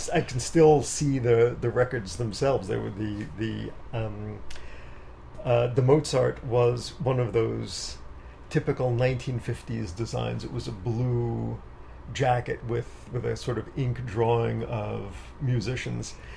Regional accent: New York City, New York, United States; also born or lived in Manhattan; I was born in Manhattan, and my parents wanted me to have the rural life, so they moved out to Queens

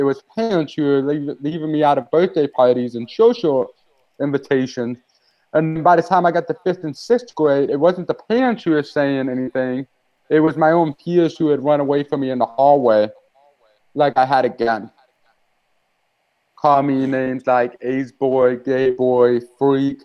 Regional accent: Moscow Mills, Missouri, United States; I grew up in the Methodist Church. My family attended Moscow Mills Methodist Church. It's in the rural area of St. Louis, Missouri.

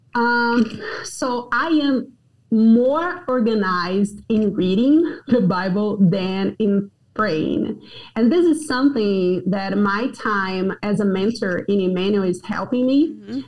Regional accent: Brazil; moved away as an adult; also born or lived in Johnson City, Tennessee, United States; now in Brasília, Brazil; I did a lot of good prayer time while I was driving around my hometown

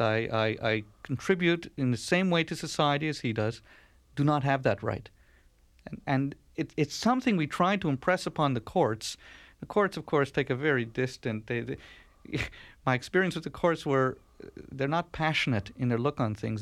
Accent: Canada; born or raised there

